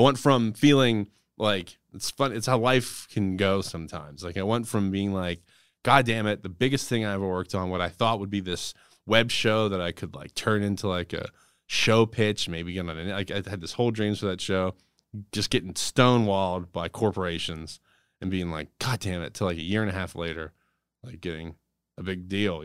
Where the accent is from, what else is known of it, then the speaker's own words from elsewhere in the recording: Johnstown, Pennsylvania, United States; I grew up near Johnstown, right? So I grew up in a small mountain town